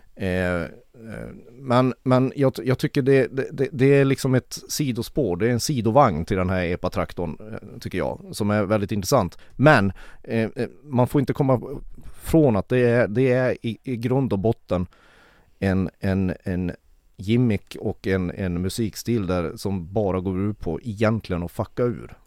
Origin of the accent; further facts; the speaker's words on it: Kiruna, Norrbotten County, Sweden; född och uppvuxen i Kiruna